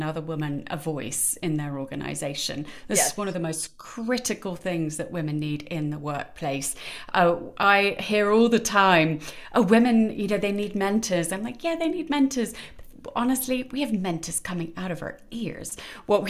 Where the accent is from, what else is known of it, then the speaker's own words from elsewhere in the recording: United Kingdom; moved away as an adult; now in United States; I'm British. Probably gathered that a bit from my accent, though it does travel a bit. I've been over here in America for a bit too long.